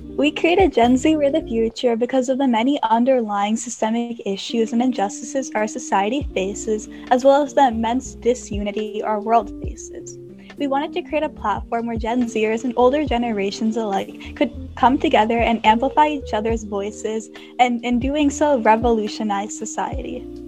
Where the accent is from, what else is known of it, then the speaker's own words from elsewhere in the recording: United States; I am a 14 year old high school freshman from the US